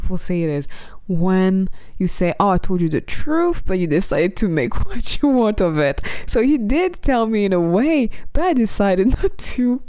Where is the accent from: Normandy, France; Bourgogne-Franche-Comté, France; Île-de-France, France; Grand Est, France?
Bourgogne-Franche-Comté, France; Burgundy; moved away; also born or lived in Paris / London; my hometown in Burgundy